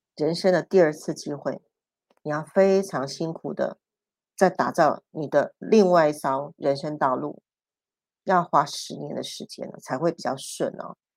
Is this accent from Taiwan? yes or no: yes; Taiwan; 我们是外省人，我是外省第二代，我们的骨气是打死是不屈的